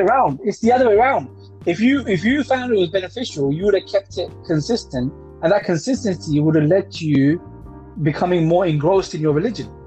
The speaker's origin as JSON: {"language": "English", "region": "London", "country": "United Kingdom", "tie": "born or raised there", "said": "I didn't grow up in Ilford. I grew up in Hackney"}